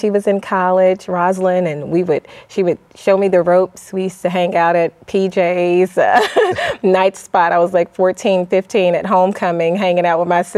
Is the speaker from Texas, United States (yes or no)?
no; Mississippi Delta, Southeast Arkansas, United States; also born or lived in Tacoma, Washington; I grew up in Tacoma, Washington, Fort Lewis, partially because my father was military. And then we relocated to Arkansas, Southeast Arkansas